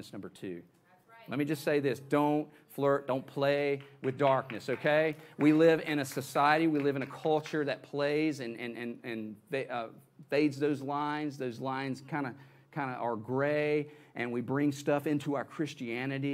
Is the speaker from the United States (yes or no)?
yes; the Bible Belt, United States; moved away; when I grew up in the Bible Belt